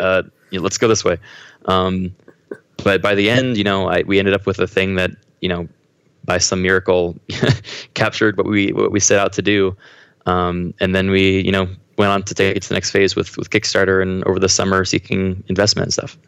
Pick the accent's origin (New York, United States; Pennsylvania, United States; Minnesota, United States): Pennsylvania, United States; Haverford; moved away as an adult; now in Los Angeles, United States; I grew up uh, outside of Philadelphia. I was in kind of the suburbs um, around there. Mm-hmm. Uh, I think the town was Haverford, um, but I moved around a lot, so okay. it, it, was all around that area though.